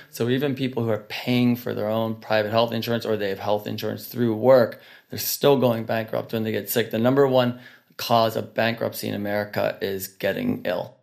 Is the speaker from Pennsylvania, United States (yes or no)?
yes; Pittsburgh, Pennsylvania, United States; we're from Pittsburgh, Pennsylvania